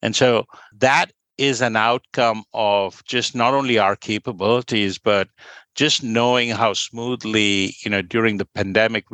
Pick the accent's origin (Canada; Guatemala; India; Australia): India; Kolkata, West Bengal; moved away as an adult; I grew up in Kolkata